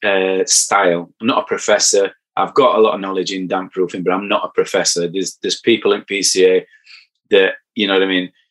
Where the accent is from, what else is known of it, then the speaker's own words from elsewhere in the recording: Barnsley, Yorkshire and the Humber, United Kingdom; accent: broad; I'm from Barnsley